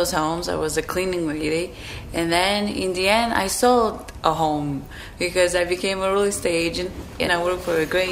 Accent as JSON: {"language": "English", "country": "Slovakia", "second_language": "English", "moved": "as an adult", "lives_now": "United States", "said": "I came here, I spoke no English, I had very bad education from Slovakia"}